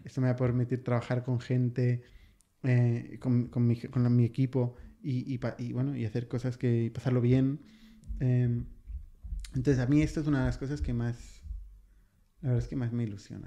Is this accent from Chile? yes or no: no; Spain; en España, que nos hinchamos nos hablamos tanto de nuestro modelo, nuestra sanidad